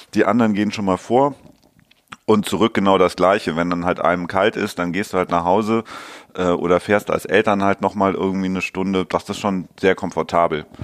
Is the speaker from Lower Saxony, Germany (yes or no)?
no; Hamburg, Germany; als Hamburger